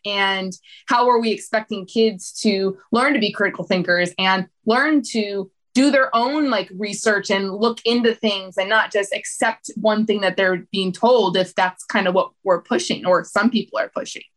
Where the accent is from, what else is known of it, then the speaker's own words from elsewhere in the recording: United States; when we were growing up in the States